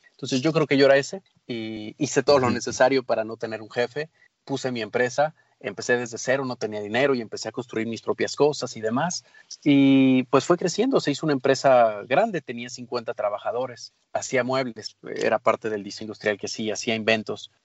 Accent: Mexico

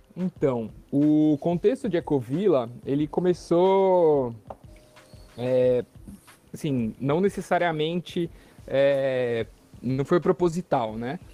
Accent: São Paulo, Brazil; moved away as an adult; now in São Sebastião, Brazil; E eu nasci em São Paulo, né? Como eu disse, sou paulistano.

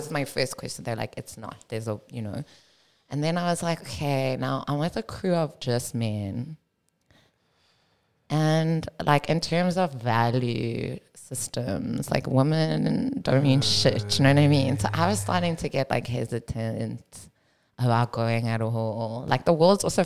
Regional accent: Cape Town, Western Cape, South Africa; also born or lived in Johannesburg, South Africa; I grew up in South Africa

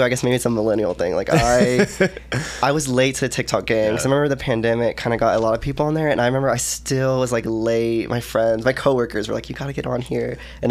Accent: Joshua, Texas, United States; moved away as an adult; also born or lived in Stephenville, Texas / Arkansas; now in Austin, United States; I grew up in Joshua, Texas. It's a small town. And then I went to school here in Texas. It's called Tarleton State University, like another kind of small town vibe.

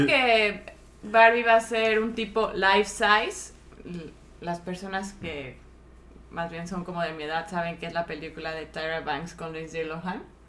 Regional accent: Mexico City, Mexico; now in United States; Víctor y yo que somos de la Ciudad de México

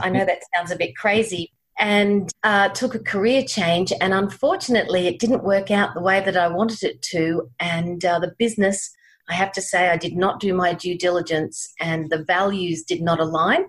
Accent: Brisbane, Queensland, Australia; also born or lived in United Kingdom; I'm from Brisbane, Australia. Grew up here in Brisbane.

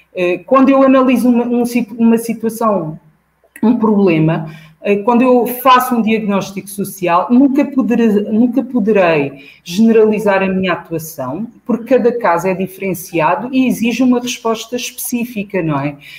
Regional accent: Almada, Setúbal, Portugal; esta escola representava a fronteira entre os alunos dos bairros sociais periféricos de onde eu vim e os alunos de Almada

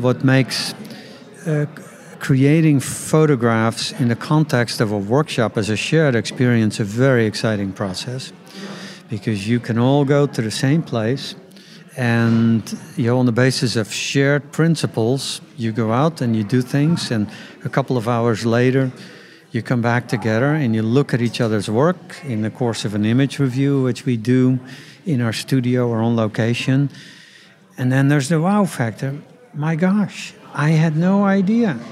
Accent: Netherlands; I grew up in the Netherlands

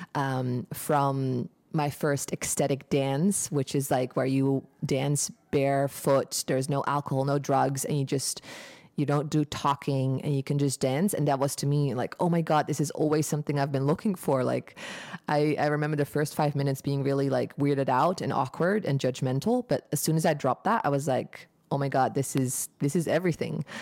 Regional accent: Eindhoven, North Brabant, Netherlands; moved away as an adult; also born or lived in United States; now in Bali, Indonesia; I'm from Eindhoven, the Netherlands. Um, in Brabander here

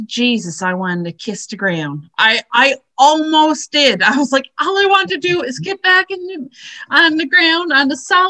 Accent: Newfoundland and Labrador, Canada; moved away as an adult; now in Fergus, Canada; I don't say I'm from Fergus. I say, well, I live in Fergus, but I'm from Labrador.

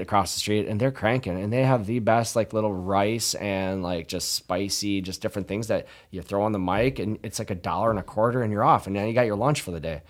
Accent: La Crosse, Wisconsin, United States; I'm from La Crosse originally. Uh, I went to Central High School, graduated in nineteen ninety-nine

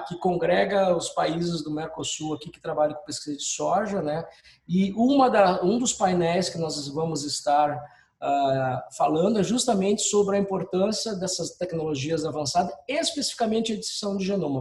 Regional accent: Brazil; como brasileiro e funcionário de uma empresa pública

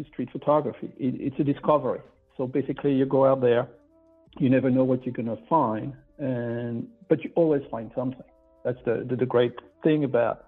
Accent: France; moved away as an adult; now in New York City, United States; I was born and raised in France, but I've been living in New York for now over 30 years.

